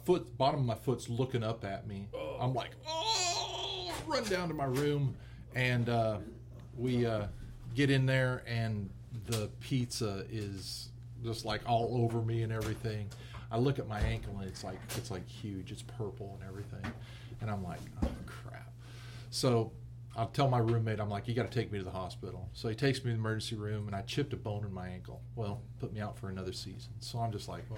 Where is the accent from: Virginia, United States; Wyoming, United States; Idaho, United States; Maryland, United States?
Idaho, United States; moved away as an adult; I born and raised in Idaho.